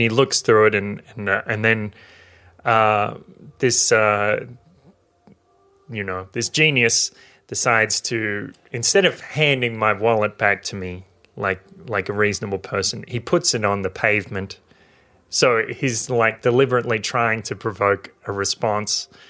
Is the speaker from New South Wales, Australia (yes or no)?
yes; New South Wales, Australia; this is in my hometown, in a regional town in New South Wales, in Australia